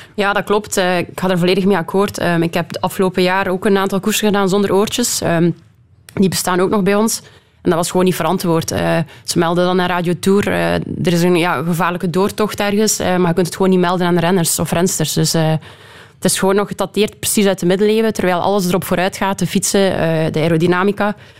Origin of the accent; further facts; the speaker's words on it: Belgium; Als Belg